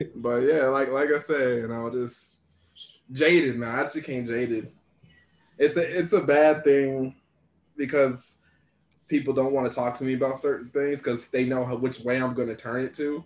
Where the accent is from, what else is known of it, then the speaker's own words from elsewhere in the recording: United States; I'm very appreciative of being American